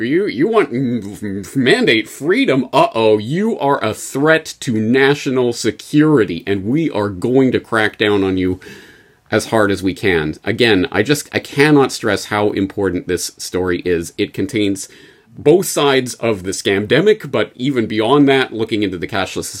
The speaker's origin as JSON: {"language": "English", "country": "Canada", "said": "But for me, as a Canadian, I think you know what I'm going to pick as the story of the year."}